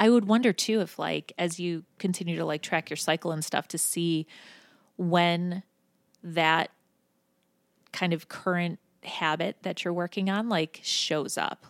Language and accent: English; Buffalo, New York, United States; now in Cincinnati, United States; I'm from Buffalo, New York originally